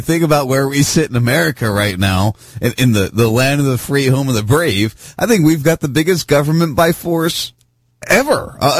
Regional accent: right outside Philadelphia, Pennsylvania, United States; I grew up right outside Philadelphia.

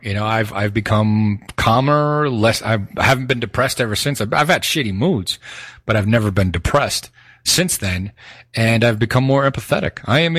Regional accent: Northeast, United States; We're from the Northeast. We don't take shit.

